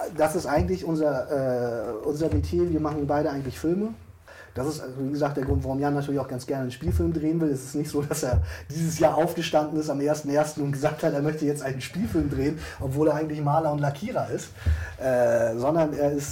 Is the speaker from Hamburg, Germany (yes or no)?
yes; Hamburg, Germany; Wir, wir kommen beide übrigens aus Hamburg